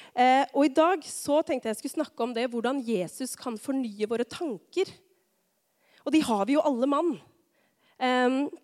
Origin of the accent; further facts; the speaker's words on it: Rakkestad, Østfold, Norway; now in Tistedal, Norway; jeg er fra Rakkestad.